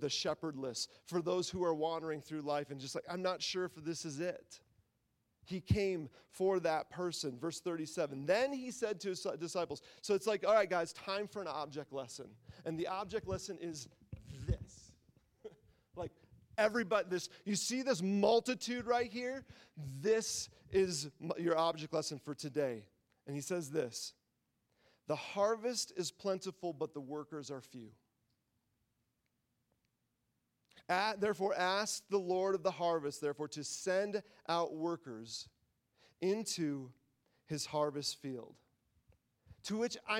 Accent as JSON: {"language": "English", "region": "Midwest", "country": "United States", "tie": "born or raised there", "said": "I grew up in the Midwest"}